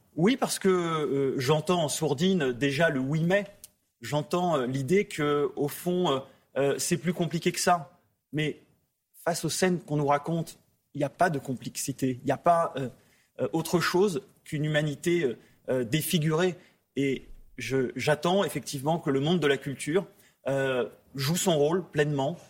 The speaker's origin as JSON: {"language": "French", "country": "France", "said": "je suis français, je vis en France"}